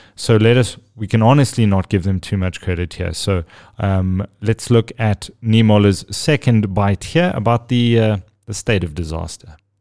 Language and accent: English; South Africa; as a South African